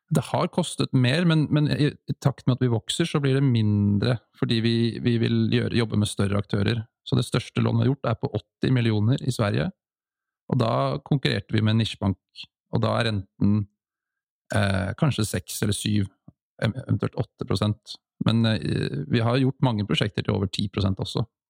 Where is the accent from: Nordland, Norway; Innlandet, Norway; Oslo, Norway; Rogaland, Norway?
Oslo, Norway; det er litt det som jeg har tatt med meg fra oppveksten i Holmlia